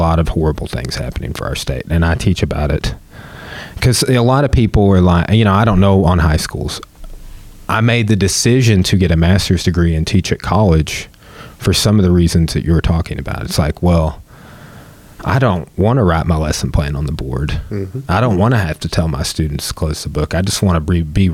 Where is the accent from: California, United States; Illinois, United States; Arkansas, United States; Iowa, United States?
Arkansas, United States; Clarksville; I'm from Clarksville.